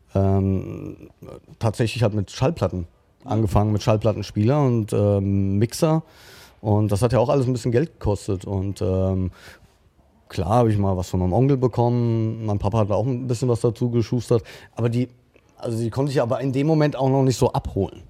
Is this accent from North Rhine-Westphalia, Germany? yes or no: no; Frankfurt, Hesse, Germany; ich bin Frankfurter Bub